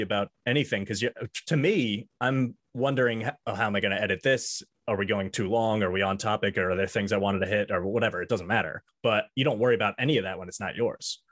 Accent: Long Island, New York, United States; I'm from Long Island

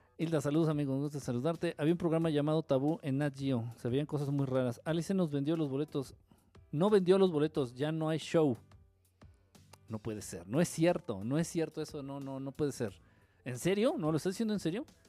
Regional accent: Mexico City, Mexico; yo soy acá del DF.

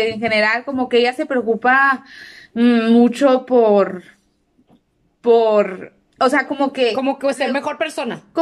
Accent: Delicias, Chihuahua, Mexico; now in Chihuahua, Mexico; Más bien yo soy de Delicia, yo no soy aquí de la de Chihuahua. Eh, y ya cuando yo me gradué de la, de la, prepa ya de Delicias y me vine a vivir aquí a Chihuahua

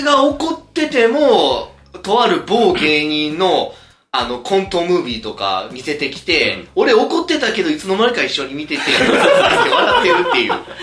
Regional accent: Nara, Japan; 僕、奈良なんですよ

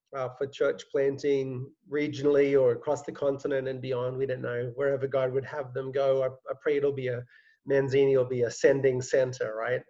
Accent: Australia; moved away as an adult; now in New York, United States; I'm, I'm not American, I'm Australian

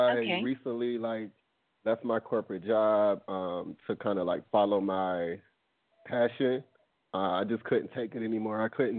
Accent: South Carolina, United States; I'm from South Carolina, but I'm actually in Bali right now, so I'm calling you from Bali.

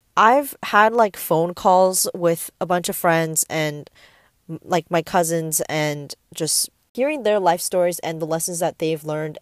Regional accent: Bay Area, California, United States; also born or lived in Taipei, Taiwan; I am from the Bay Area, and I've grown up here. I was born and raised here

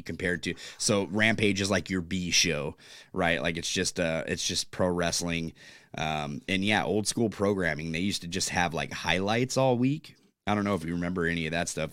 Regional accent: California, United States; now in Pacific Northwest, United States; I'm from California

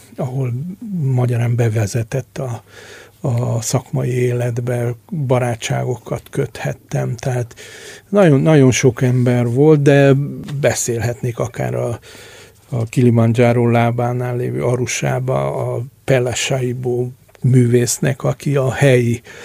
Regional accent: Transylvania, Romania; moved away as an adult; also born or lived in Budapest, Hungary; now in Hungary; én Erdélyben nőttem föl

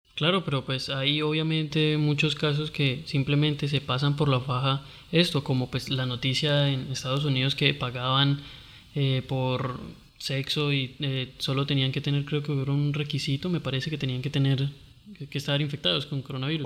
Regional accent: Costeño, Caribbean coast, Colombia; no soy buen costeño

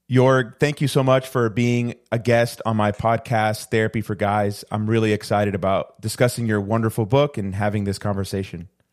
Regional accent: Puerto Rico; I'm originally from the island of Puerto Rico

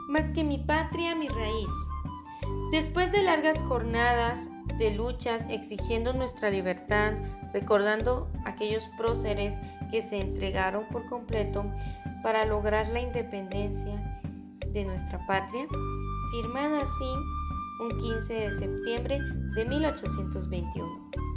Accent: Guatemala; Así es nuestra Guatemala, así somos los chapines

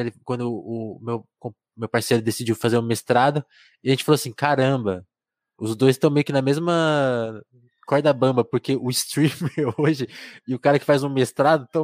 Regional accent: Porto Alegre, Rio Grande do Sul, Brazil; now in São Paulo, Brazil; como escritor, um cara de Porto Alegre.

